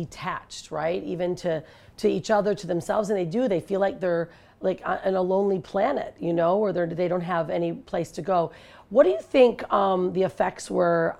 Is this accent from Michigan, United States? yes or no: yes; Detroit, Michigan, United States; now in Bali, Indonesia; I'm from Detroit.